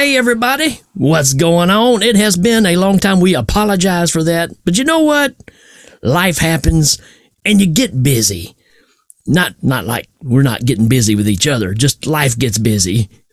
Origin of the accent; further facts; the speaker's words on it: Tennessee, United States; I'm from Tennessee.